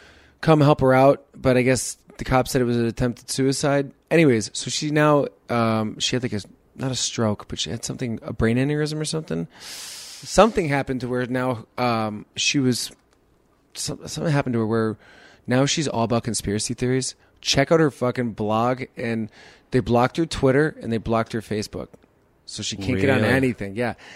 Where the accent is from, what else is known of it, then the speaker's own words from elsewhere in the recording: Chicago, Illinois, United States; also born or lived in San Jose; Well, I grew up in Chicago before and after. So we lived in Chicago, then we moved to San Jose when I was in middle school, and then at ninth grade, we moved back to Chicago.